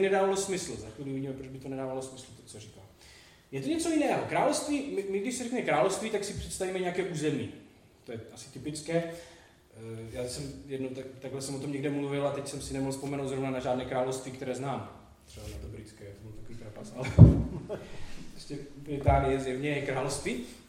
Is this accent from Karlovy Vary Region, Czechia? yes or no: no; Vsetín, Zlín Region, Czechia; jsem ze Vsetína a v devadesátých letech na Vsetině nejdůležitější věc, která byla jediná, byl hokej